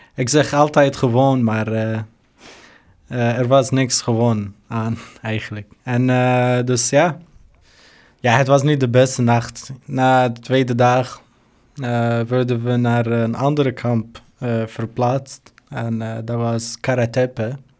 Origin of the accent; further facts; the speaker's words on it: Syria; Dutch is a second language; moved away as an adult; now in Netherlands; Ik kom uit Syrië